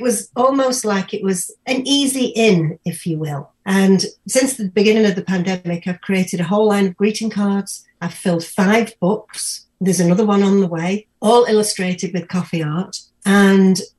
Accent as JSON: {"language": "English", "country": "United Kingdom", "moved": "yes", "lives_now": "Edmonton, Canada", "said": "I'm British. Can you not tell by the voice?"}